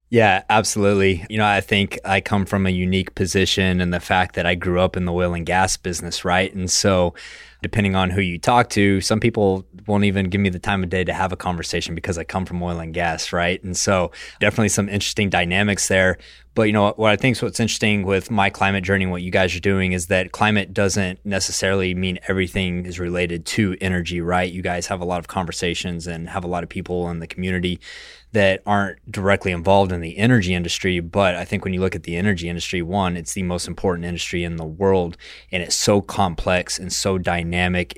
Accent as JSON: {"language": "English", "region": "West Texas", "country": "United States", "tie": "born or raised there"}